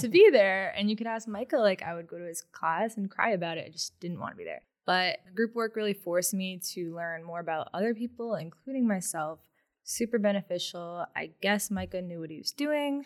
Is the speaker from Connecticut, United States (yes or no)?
yes; Newington, Connecticut, United States; also born or lived in Boston, Massachusetts; growing up in Connecticut